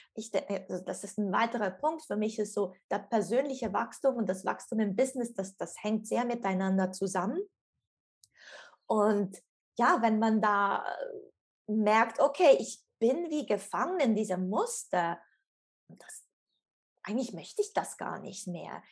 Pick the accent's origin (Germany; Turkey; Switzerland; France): Switzerland; ich komme aus der Schweiz und bin in Zug zu Hause